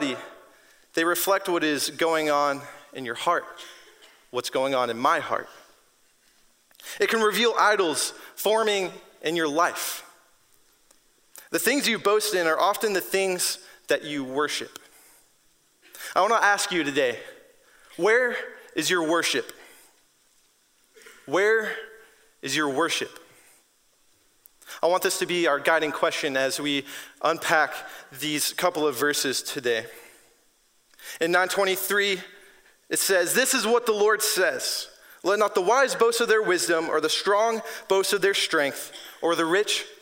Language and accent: English; Washington, United States; moved away; I'm from Washington State